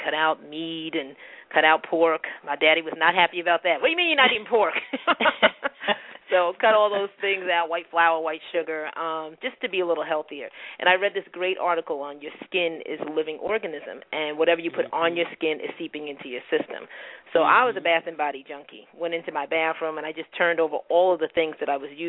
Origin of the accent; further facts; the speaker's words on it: Bayonne, New Jersey, United States; Born and raised in Jersey